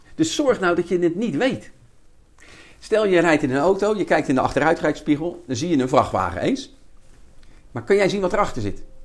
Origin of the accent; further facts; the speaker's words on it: Rotterdam, South Holland, Netherlands; ik kom uit Rotterdam-Zuid, er zijn toch een beetje boefjes